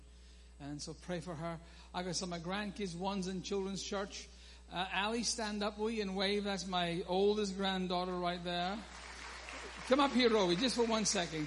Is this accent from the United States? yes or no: no; Scotland, United Kingdom; I am Scottish